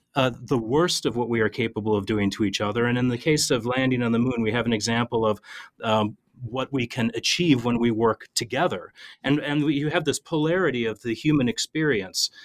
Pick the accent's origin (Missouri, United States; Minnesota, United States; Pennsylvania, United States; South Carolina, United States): Minnesota, United States; I'm an Irish Catholic kid that grew up in a river town in Minnesota